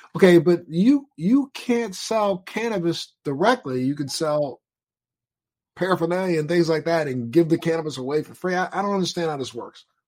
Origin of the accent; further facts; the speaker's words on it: Maryland, United States; moved away; I'm from Maryland originally